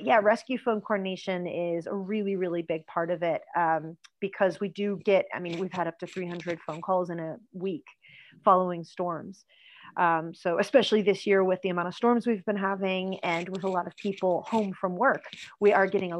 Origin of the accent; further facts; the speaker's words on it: United States; accent: American; now in Ireland; You can hear from my accent, that's where I'm from as well